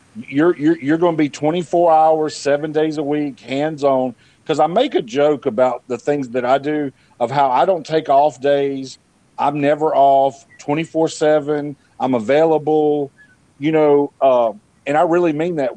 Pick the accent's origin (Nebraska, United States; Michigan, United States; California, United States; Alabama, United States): Alabama, United States; Montgomery; I'm from Montgomery